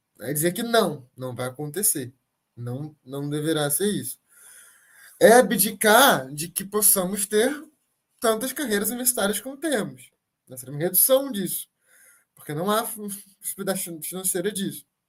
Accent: Brazil; enquanto brasileiros aqui agora

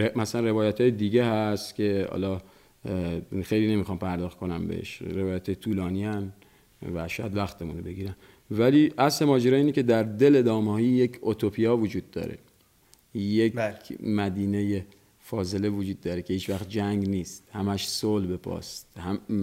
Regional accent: Bandar Abbas, Hormozgan, Iran; در بندر بزرگ شدم

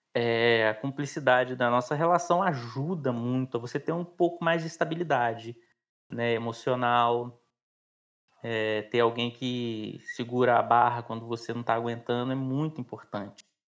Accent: Pará de Minas, Minas Gerais, Brazil; lá na minha cidade natal, em Pará de Minas

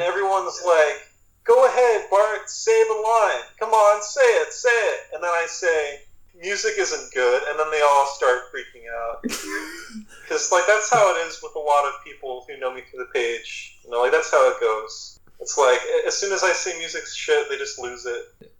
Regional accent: California, United States; born there; moved away; also born or lived in Utah / Georgia / Missouri / Iowa; I was born in California... moved to Utah, moved to Georgia, moved back to Utah. Then I moved to Missouri. Then I moved to Iowa. Then I moved to Massachusetts.

